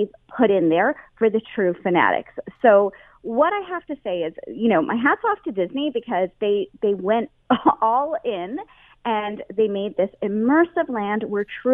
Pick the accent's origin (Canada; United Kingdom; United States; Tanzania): Canada; a Canadian